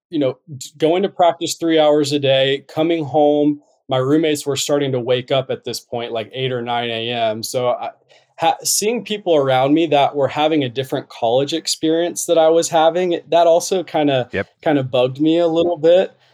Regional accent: North Carolina, United States; moved away as an adult; also born or lived in Utah; I'm originally from North Carolina.

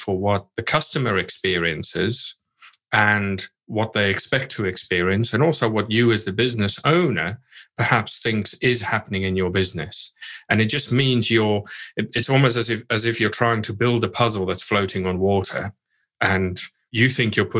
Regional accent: South Africa; moved away; I grew up in South Africa

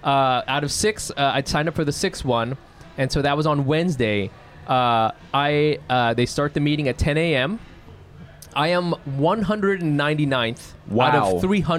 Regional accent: New Jersey, United States; I'm from New Jersey, you know, and they were saying all these things.

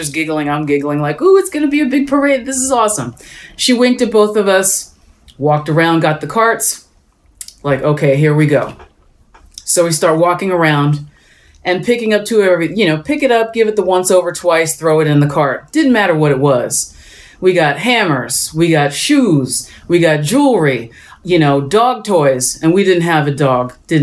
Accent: Allentown, Pennsylvania, United States; I grew up in Allentown, Pennsylvania

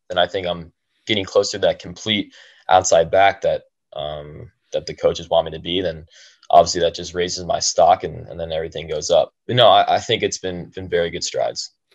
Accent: Medina, United States; People in Medina, my hometown

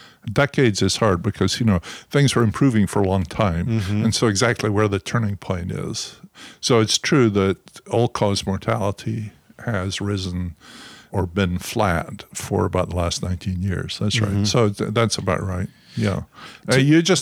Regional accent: Scotland, United Kingdom; now in United States; You know, the most positive thing you ever say in Scotland is, I mustn't grumble.

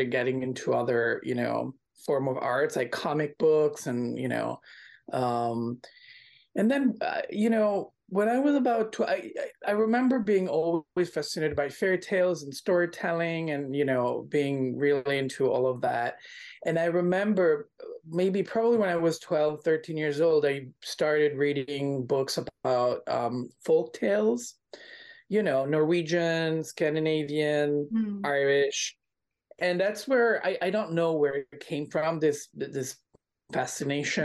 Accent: Milan, Lombardy, Italy; I was born in Milan, Italy

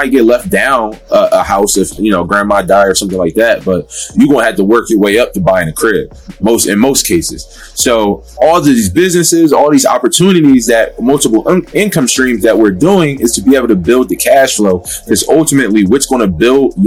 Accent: Philadelphia, Pennsylvania, United States; I'm from Philadelphia, and just growing up, you know, same story, you know, low income, single mom

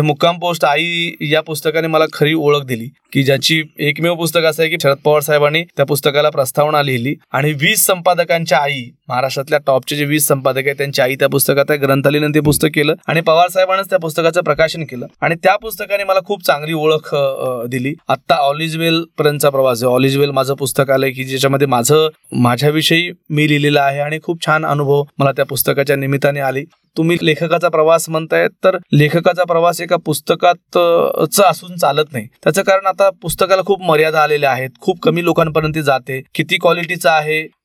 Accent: Sandas, Maharashtra, India; also born or lived in Nanded; मी ज्या मामाच्या गावून लहानाचा मोठा झालो

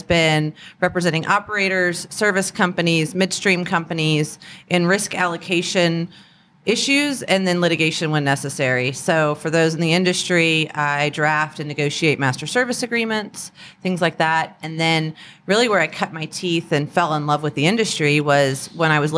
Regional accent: Huntsville, Alabama, United States; also born or lived in Florida / California; I was born in Huntsville, Alabama. Grew up in Florida, California. Parents got divorced. My mom moved back to Alabama, her hometown. So I went to middle school and high school in Huntsville.

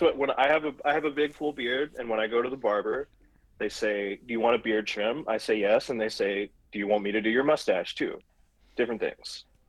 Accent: Vestavia Hills, Alabama, United States; moved away; I grew up in Vestavia Hills is the town I grew up

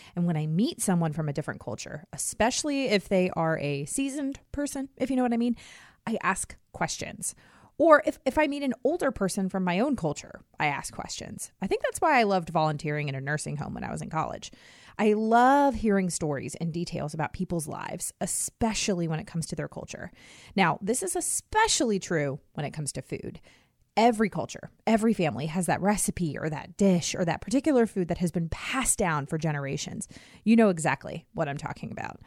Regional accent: Herndon, Virginia, United States; moved away; I grew up in Herndon, Virginia, right outside of Washington, D C

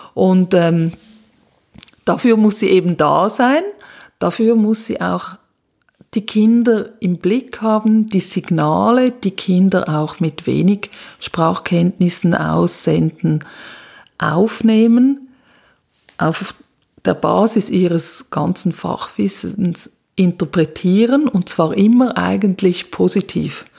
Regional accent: Switzerland; moved away as an adult; now in Graz, Austria; ich komme aus der Schweiz und ähm, bin aber seit 2009 im ganzen deutschsprachigen Raum am Arbeiten

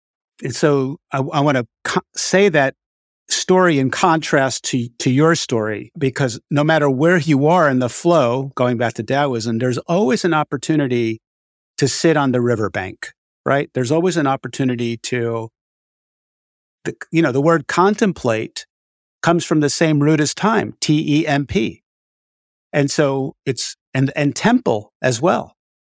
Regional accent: Far Rockaway, New York, United States; I grew up in Far Rockaway, New York, which is a very Hasidic, right around that area, and went to a Hasidic Hebrew school.

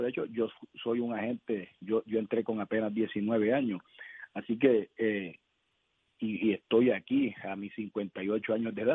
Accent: Puerto Rico; como puertorriqueño

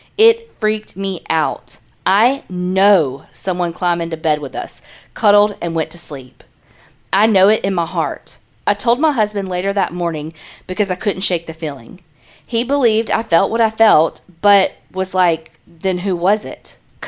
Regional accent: Arizona, United States; now in California, United States; I'm originally from Arizona, but now I live in California.

